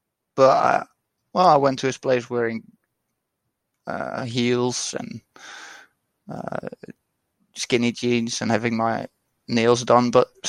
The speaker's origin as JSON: {"language": "English", "country": "Netherlands", "said": "I'm from the Netherlands."}